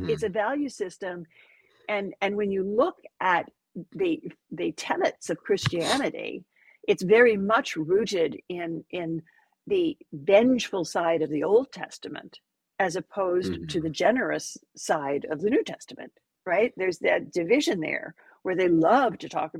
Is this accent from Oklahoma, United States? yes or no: yes; Oklahoma, United States; my home state of Oklahoma